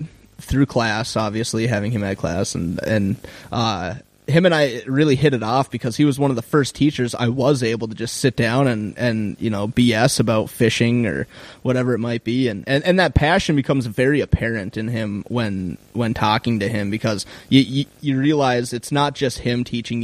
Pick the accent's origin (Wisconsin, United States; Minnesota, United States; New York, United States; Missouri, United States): Minnesota, United States; Grand Rapids; now in Duluth, United States; I grew up in Grand Rapids and wound up in Duluth